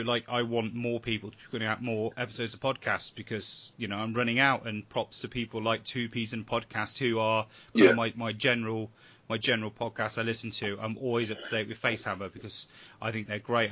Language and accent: English; England, United Kingdom; we're English